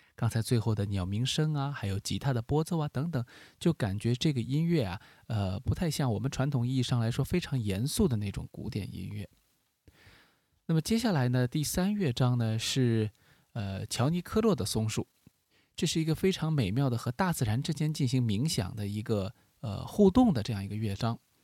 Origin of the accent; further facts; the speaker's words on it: China; 我们中国人非常熟悉的，和我们的民族音乐很接近的这样一种旋律感